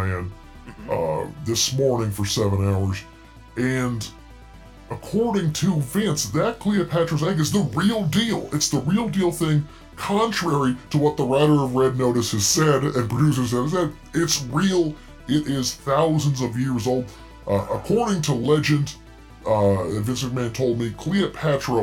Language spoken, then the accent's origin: English; the South, United States; accent: southern; My androgynous southern accent